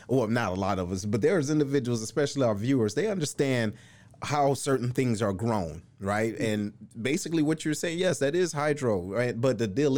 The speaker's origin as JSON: {"language": "English", "town": "Detroit", "region": "Michigan", "country": "United States", "moved": "yes", "said": "I am originally from Detroit"}